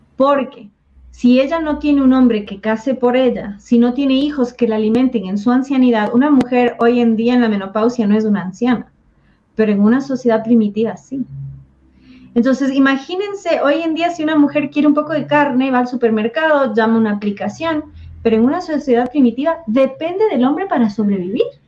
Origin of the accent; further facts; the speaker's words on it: southern Ecuador, Ecuador; los cañaris del sur de Ecuador